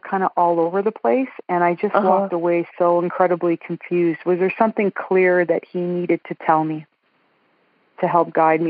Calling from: Edmonton, Alberta, Canada; I'm calling from Edmonton, Alberta, Canada.

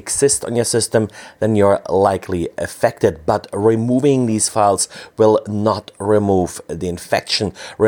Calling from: Berlin, Germany; I'm recording from Berlin, Germany.

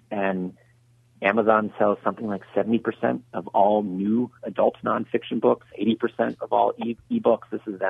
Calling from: Lucketts, Virginia, United States; I'm in Luckett, Virginia, about 60 miles northwest of D.C.

